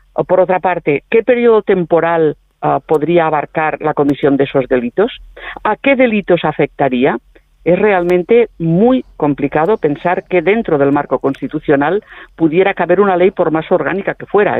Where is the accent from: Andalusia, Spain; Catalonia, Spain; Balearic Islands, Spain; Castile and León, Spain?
Catalonia, Spain; los catalanes